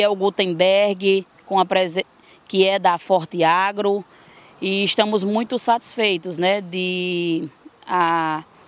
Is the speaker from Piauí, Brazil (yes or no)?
no; Florânia, Rio Grande do Norte, Brazil; also born or lived in Mossoró, Rio Grande do Norte; eu sou nascida em Florânia, uma pequena cidade no Rio Grande do Norte